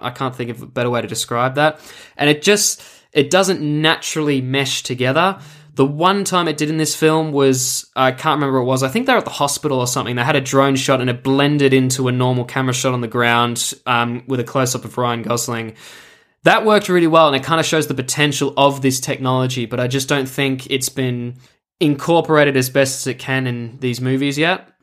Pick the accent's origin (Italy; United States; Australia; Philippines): Australia; Melbourne, Victoria; I come to you today from my hometown of Melbourne, Australia.